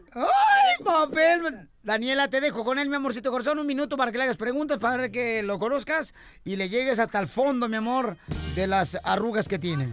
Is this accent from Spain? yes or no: no; Mexico